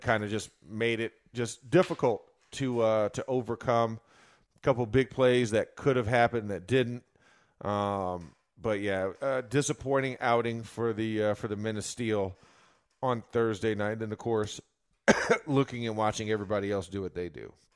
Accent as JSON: {"language": "English", "region": "Florida", "country": "United States", "moved": "yes", "said": "I'm from Florida originally"}